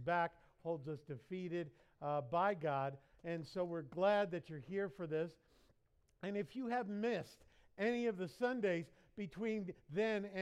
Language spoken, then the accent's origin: English; United States; I'm American